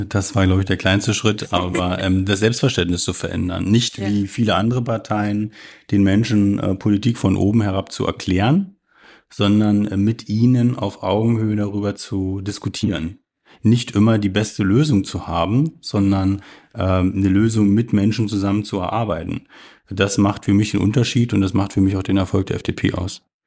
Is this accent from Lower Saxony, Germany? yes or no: no; Stendal, Saxony-Anhalt, Germany; Ich bin 1984 in Stendal geboren und wurde da quasi ja zur Wendezeit, also nach dem Mauerfall, aber vor der Wiedervereinigung eingeschult